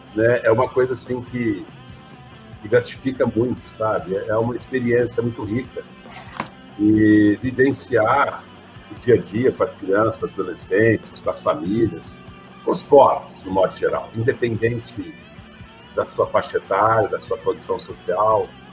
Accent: Franca, São Paulo, Brazil; Sou francano, nascido e criado em Franca

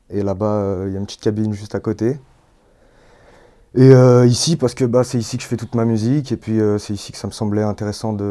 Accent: Villeurbanne, Auvergne-Rhône-Alpes, France; Je suis né à, Villeurbanne, j'ai grandi à Villeurbanne. Et puis euh, Lyon, j'ai été à Croix-Rousse et tout.

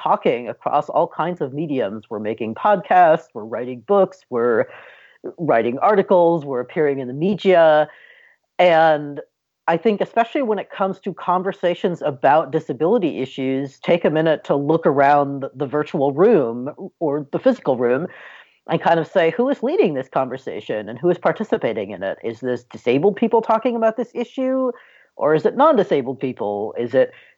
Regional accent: California, United States; my home state of California

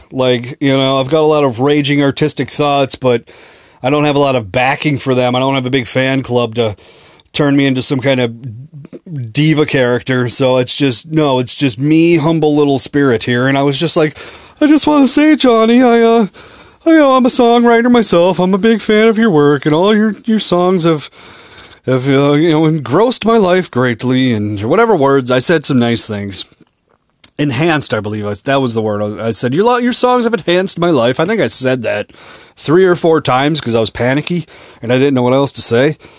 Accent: Minneapolis, Minnesota, United States; I'm from Minneapolis.

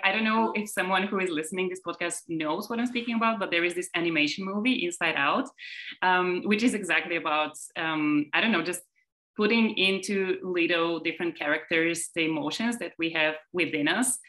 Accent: Bulgaria; moved away as an adult; also born or lived in Germany; now in Berlin, Germany; I was I think 19 when I moved from Bulgaria to Germany

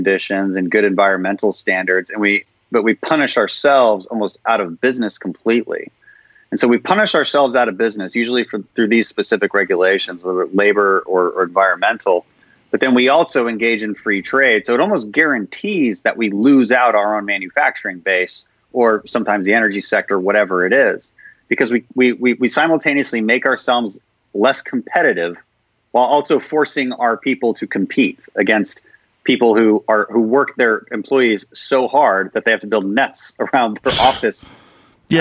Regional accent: Houston, Texas, United States; I'm from Houston, so our oil and gas industry is in a big, big dire straits right now

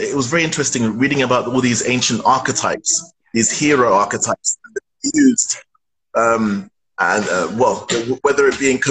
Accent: London, United Kingdom; London's my hometown.

